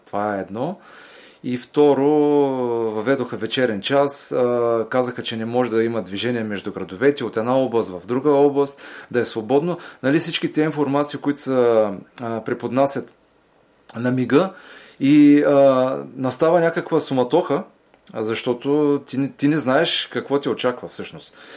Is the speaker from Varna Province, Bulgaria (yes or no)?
yes; Varna, Varna Province, Bulgaria; във Варна, в моя роден град